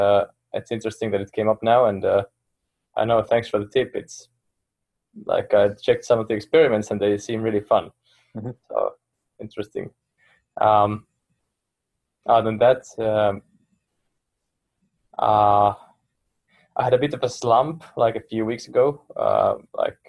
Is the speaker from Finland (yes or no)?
yes; Finland; first language Finnish; English is a second language; I could teach in Finnish very easily, it's my native language.